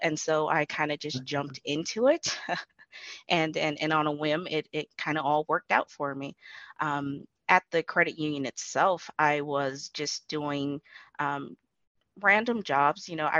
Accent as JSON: {"language": "English", "town": "Imperial Beach", "region": "California", "country": "United States", "also_born_or_lived": "Adak, Alaska", "said": "I'm actually from Imperial Beach, which is within San Diego County, California. Both of my parents were in the Navy, so I guess you can consider me a Navy brat."}